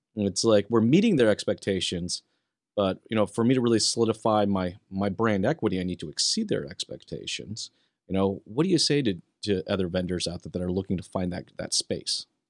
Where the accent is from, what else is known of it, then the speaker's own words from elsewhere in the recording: Western United States, United States; now in Canada; I'm originally from the Western side of the United States.